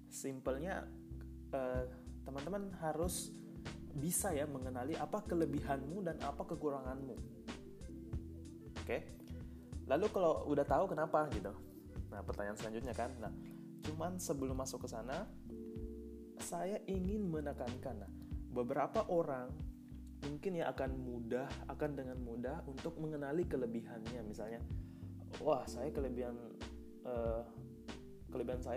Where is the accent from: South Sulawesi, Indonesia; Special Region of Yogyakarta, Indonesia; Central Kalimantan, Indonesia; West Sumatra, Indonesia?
South Sulawesi, Indonesia; Bone; also born or lived in Tangerang; now in Bandung, Indonesia; by the way saya asli Eh, Bone ya Sulawesi Selatan, kuliah di Tangerang dan sekarang ada di Bandung.